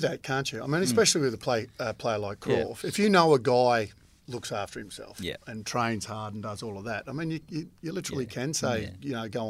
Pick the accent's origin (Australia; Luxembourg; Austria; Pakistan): Australia; Adelaide, South Australia; because I grew up in Adelaide, and I had a lot of school friends there